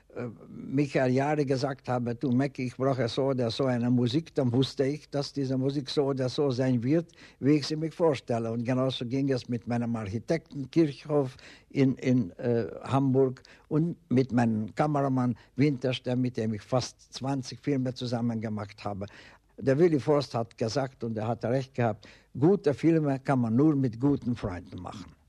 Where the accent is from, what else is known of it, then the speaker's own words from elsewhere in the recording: Hungary; German is a second language; moved away as an adult; also born or lived in Vienna, Austria / Berlin, Germany; zu Hause in meiner Heimat in Ungarn.